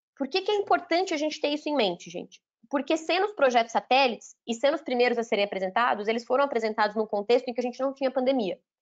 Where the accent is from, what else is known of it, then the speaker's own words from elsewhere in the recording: Minas Gerais, Brazil; also born or lived in Paraná; eu, na verdade eu nasci no Paraná, mas eu falo que eu sou mineira porque eu cresci em Minas, então eu me considero de Minas